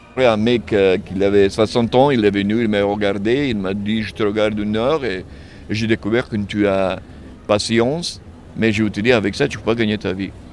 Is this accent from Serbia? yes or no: yes; Serbia; French is a second language; moved away as an adult; quand je vais chez moi, en Serbie